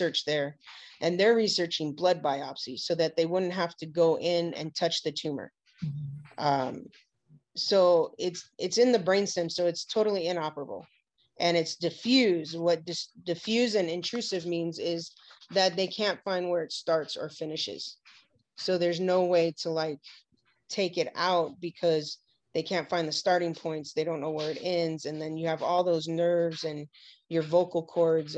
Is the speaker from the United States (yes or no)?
yes; Hawaii, United States; growing up in Hawaii